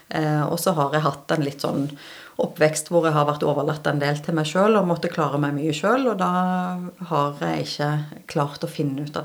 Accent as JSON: {"language": "Norwegian", "town": "Stavanger", "region": "Rogaland", "country": "Norway", "also_born_or_lived": "Bergen / Sørlandet", "said": "Nei, jeg er opprinnelig fra Stavanger. Og så får jeg kjeft når jeg kommer hjem til Stavanger, fordi dialekten min er ganske ødelagt."}